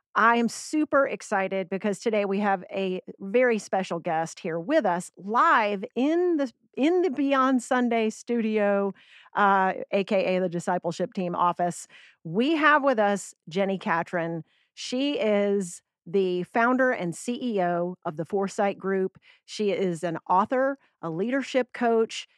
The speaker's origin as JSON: {"language": "English", "region": "Georgia", "country": "United States", "said": "we're both from Georgia"}